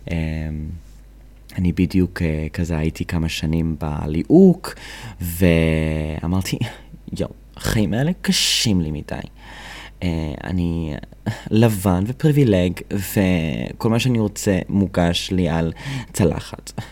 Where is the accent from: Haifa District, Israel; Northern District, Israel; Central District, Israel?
Central District, Israel; Kadima; also born or lived in United States; now in Tel Aviv, Israel; אני עליתי לארץ בגיל 13 מארצות הברית, ולכן יש לי קצת מפתע. אה, אולי כי אני הומו גם, אני לא יודע. זה עוד פרט עליי שעכשיו גיליתם. אה, וגדלתי בקדימה ובאבן יהודה, שזה במושבים כזה ליד נתניה.